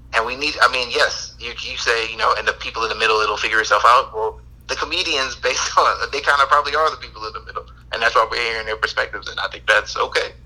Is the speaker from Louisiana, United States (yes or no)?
yes; New Orleans, Louisiana, United States; I'm from New Orleans